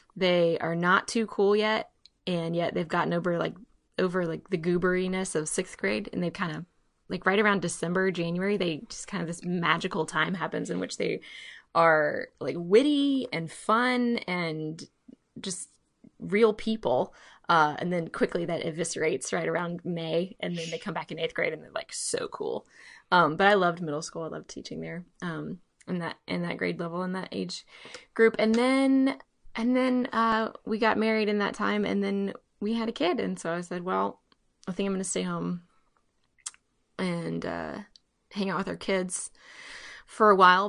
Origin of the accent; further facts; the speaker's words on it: Mobile, Alabama, United States; I'm from Mobile and my parents are great supporters of ACE